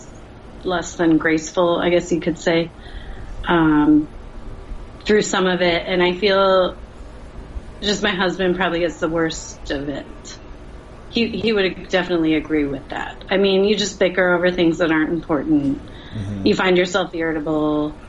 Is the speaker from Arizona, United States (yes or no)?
yes; Phoenix, Arizona, United States; now in Texas, United States; I grew up in Phoenix